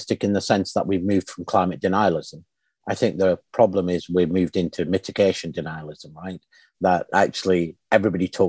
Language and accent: English; Pakistan; my home country of Pakistan